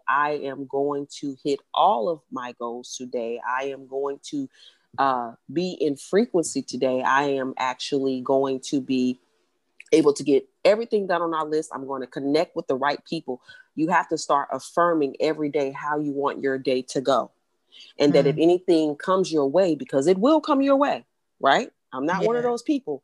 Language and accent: English; Atlanta, Georgia, United States; moved away; when I used to live in Atlanta, I'm from Atlanta originally